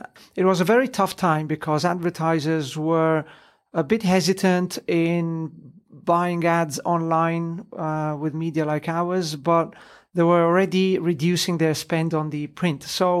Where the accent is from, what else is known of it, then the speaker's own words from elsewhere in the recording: Italy; Disclosure, I am Italian, although I have an English name. I was born and raised in Italy. British dad, Italian mum. So if you hear a strange accent, that's the reason.